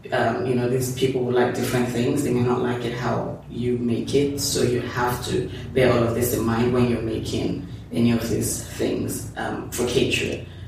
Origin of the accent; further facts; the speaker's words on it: Lagos, Nigeria; I'm from Lagos, Nigeria. I'm um, the third of three girls. Okay. Um, I grew up in Lagos mostly